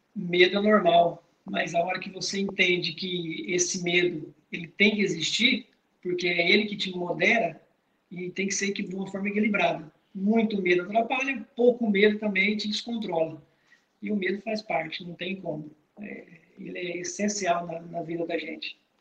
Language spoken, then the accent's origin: Portuguese; Rolim de Moura, Rondônia, Brazil; sou lá do interior de Rolim de Moura